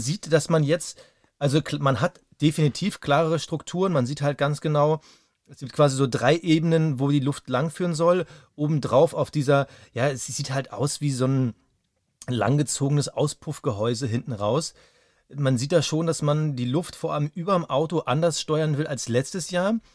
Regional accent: Germany; für uns als Deutsche

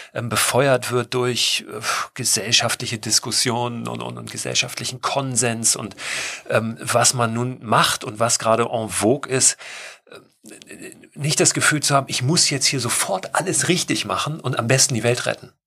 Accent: Germany; in dem ich gewohnt habe als Kind in Deutschland

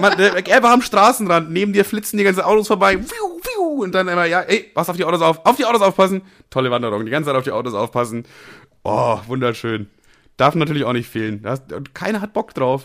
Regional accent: Germany; als Deutscher

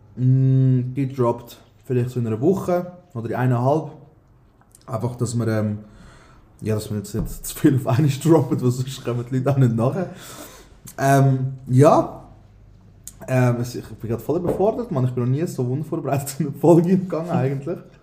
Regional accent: Aargau, Switzerland; also born or lived in Thun; als Aargauer

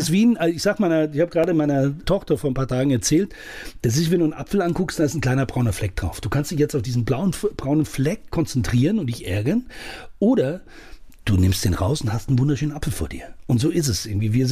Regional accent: Saudi Arabia; now in Germany; Ich bin im Ausland aufgewachsen. Und wenn ich jetzt einfach als Deutscher da drin geblieben wäre, ich hätte auch in meinem Camp bleiben können, hätte in Saudi-Arabien mein, mein Schweinefleisch essen können

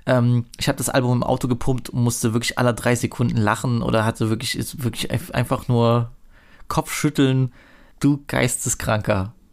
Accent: East Germany, Germany; darf ich als Ossi eigentlich äh, Sheriffsis sagen?

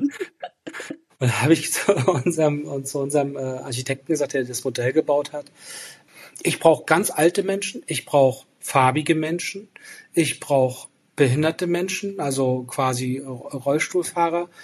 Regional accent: Rostock, Mecklenburg-Vorpommern, Germany; Rostock als meine Heimatstadt

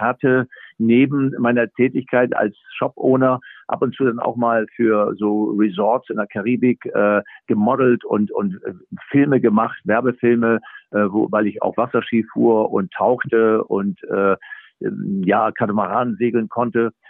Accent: Germany; als Deutscher

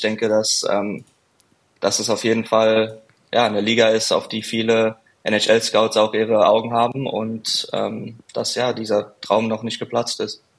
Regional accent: Frankfurt, Hesse, Germany; Frankfurt ist ja ist ja meine Heimat, ich bin ja von dort

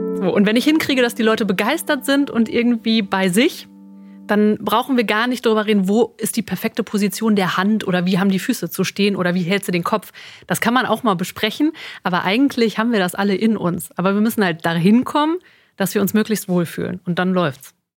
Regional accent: Sauerland, North Rhine-Westphalia, Germany; moved away as an adult; also born or lived in Cologne / Westmünsterland / Dortmund; now in Münster, Germany; ganz ursprünglich komme ich aus dem Sauerland

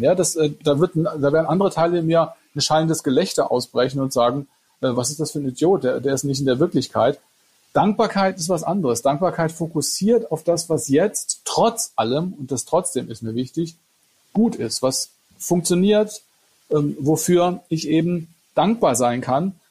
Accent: Freiburg, Baden-Württemberg, Germany; Ich bin aus Freiburg, ja.

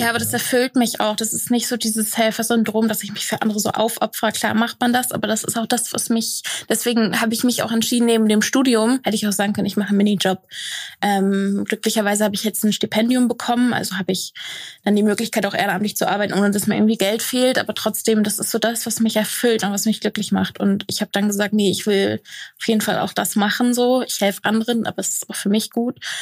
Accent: Lower Saxony, Germany; moved away as an adult; now in Koblenz, Germany; ich bin in einem Dorf aufgewachsen in Niedersachsen

